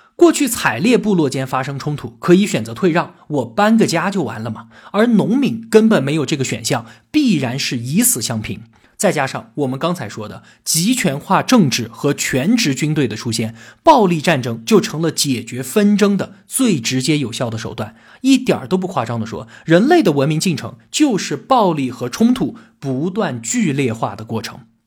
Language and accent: Chinese; China; 我们中国人呢，就是北京周口店员人和云南元谋人的后裔